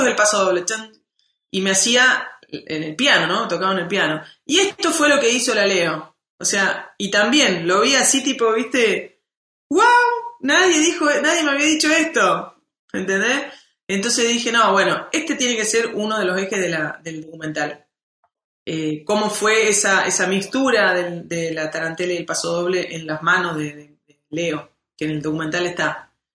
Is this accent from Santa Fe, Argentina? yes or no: no; Córdoba, Argentina; yo soy música de Córdoba